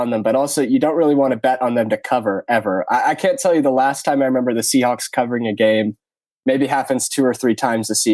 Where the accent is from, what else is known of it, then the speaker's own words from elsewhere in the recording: Seattle, Washington, United States; now in Bay Area, United States; I grew up in Seattle. My family since moved to the Bay Area